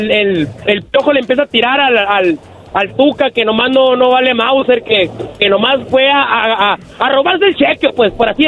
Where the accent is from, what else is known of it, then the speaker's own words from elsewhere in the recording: Guaymas, Sonora, Mexico; now in Pecos, United States; yo trabajo aquí en West Texas, aquí en Pecos, pero soy de Sonora, de Guaymas, aquí representando al Estado, compa.